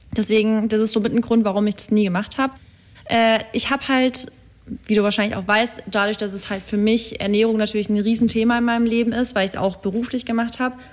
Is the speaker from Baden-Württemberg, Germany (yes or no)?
yes; near Stuttgart, Baden-Württemberg, Germany; moved away as an adult; now in Berlin, Germany; Ich komme ja eigentlich aus der Richtung Stuttgart